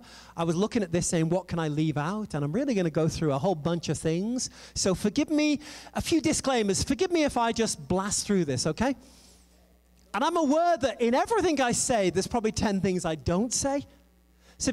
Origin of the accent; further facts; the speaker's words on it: England, United Kingdom; moved away; also born or lived in France / United States; I am an English girl